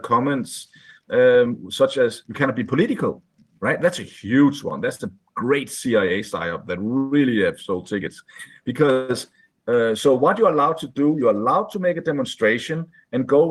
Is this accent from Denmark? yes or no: yes; Denmark; I was born in Denmark, a wonderful country, wonderful democracy